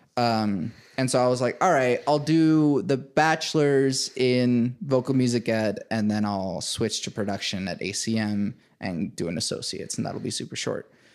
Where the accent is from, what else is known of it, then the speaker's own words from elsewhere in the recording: Venezuela; now in United States; I was born in Venezuela. Came here in two thousand one.